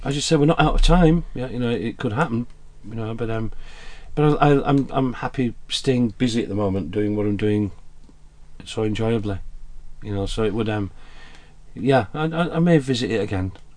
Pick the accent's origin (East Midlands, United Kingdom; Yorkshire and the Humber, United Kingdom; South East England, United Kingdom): Yorkshire and the Humber, United Kingdom; Huddersfield; also born or lived in Glasgow / Jersey; Born and raised in Glasgow, but educated and grown up or brought up in uh, in Huddersfield.